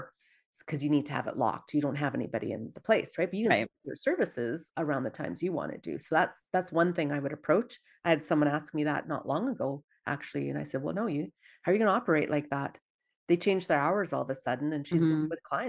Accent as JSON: {"language": "English", "town": "Dawson Creek", "region": "British Columbia", "country": "Canada", "said": "I'm originally from Dawson Creek, BC, small town."}